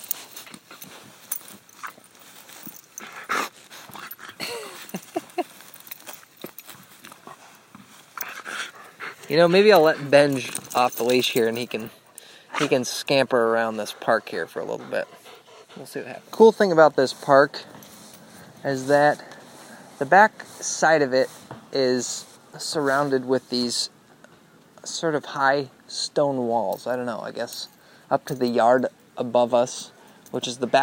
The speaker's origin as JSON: {"language": "English", "town": "West Lafayette", "region": "Indiana", "country": "United States", "tie": "born or raised there", "moved": "yes", "lives_now": "Marquette, United States", "said": "the parks and neighborhood that I grew up in West Lafayette in Indiana"}